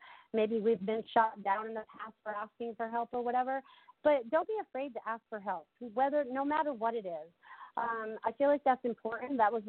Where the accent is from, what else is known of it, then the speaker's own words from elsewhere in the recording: Connecticut, United States; accent: Connecticut; also born or lived in Maine; when I was growing up in Connecticut and then I moved to Maine, I always had like the Connecticut accent